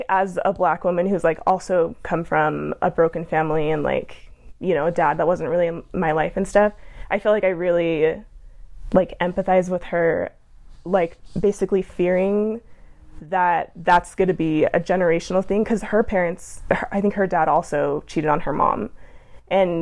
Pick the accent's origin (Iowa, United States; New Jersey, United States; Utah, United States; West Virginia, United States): Utah, United States; Provo; I'm from Provo